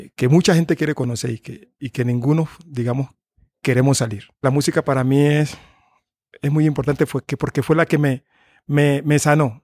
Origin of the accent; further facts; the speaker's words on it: Tumaco, Nariño, Colombia; moved away; esa es mi tierra y que y que y que y es de ahí donde yo pertenezco